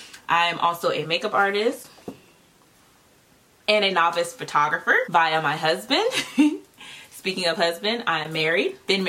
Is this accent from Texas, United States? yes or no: no; Virginia, United States; also born or lived in North Carolina; We were a military family, although we didn't have to move around too much. We moved from North Carolina to Virginia, and that's where we stayed.